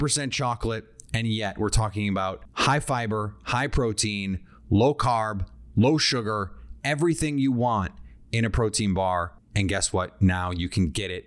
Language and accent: English; Midwest, United States; I am from the Midwest